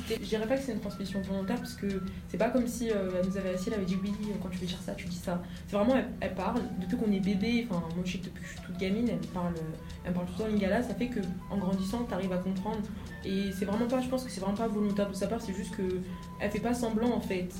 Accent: Argenteuil, Île-de-France, France; also born or lived in Seine-Saint-Denis; je suis née Argenteuil. on est dans le 95, après on a fait un peu tout le 9-3.

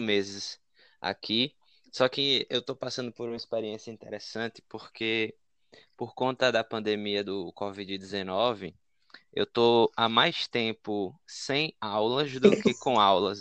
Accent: Maceió, Alagoas, Brazil; moved away as an adult; now in Ireland; Eu sou de Maceió, minha cidade no Brasil é Maceió

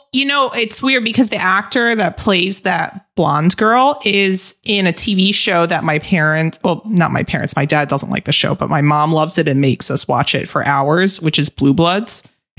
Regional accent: New York, United States; moved away; I do feel like sometimes I'm playing a caricature of a New Yorker

